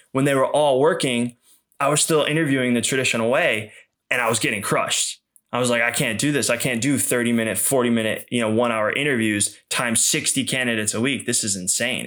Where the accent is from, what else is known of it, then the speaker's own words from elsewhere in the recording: outside of Boston, Massachusetts, United States; I grew up outside of Boston